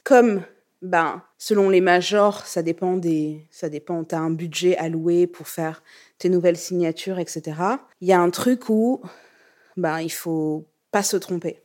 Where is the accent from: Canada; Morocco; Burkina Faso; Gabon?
Burkina Faso; moved away; also born or lived in Lyon, France; je viens du Burkina